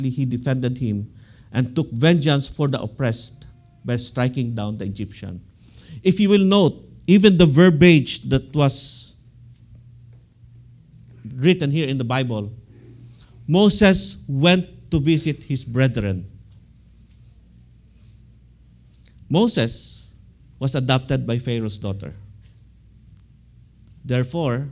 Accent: Philippines; now in United States; I am an American citizen, but I love my country. I always pray for the Philippines

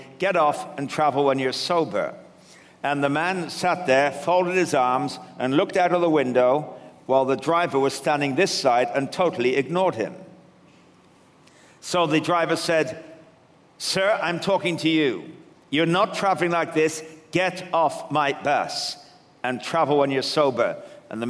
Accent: England, United Kingdom; now in Canada; I come originally from England, though I'm living in Canada now

